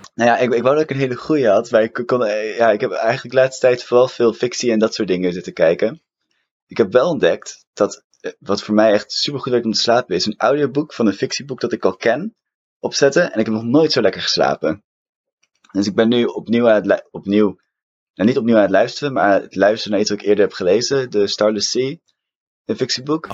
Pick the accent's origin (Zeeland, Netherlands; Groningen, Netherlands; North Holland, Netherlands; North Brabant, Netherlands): North Holland, Netherlands; Amsterdam; Ik ben opgegroeid en geboren in Amsterdam